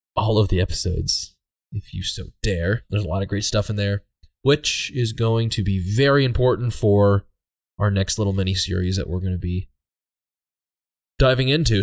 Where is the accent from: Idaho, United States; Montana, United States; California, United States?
Montana, United States; Red Lodge; I grew up hanging out in Red Lodge and going to the Bear Tooth Mountains